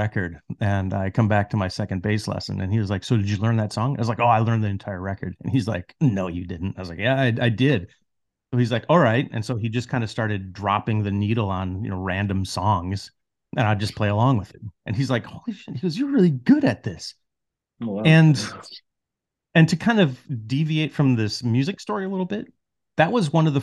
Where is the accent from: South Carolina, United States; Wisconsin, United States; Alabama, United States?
Wisconsin, United States; Wausau; my hometown of Wausau, Wisconsin